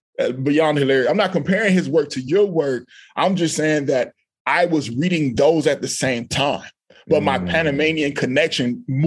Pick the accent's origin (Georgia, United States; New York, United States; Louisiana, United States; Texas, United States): Texas, United States; Austin; I grew up in Austin, Texas. My mother is a Black American woman. My dad is a Black man from the Republic of Panama.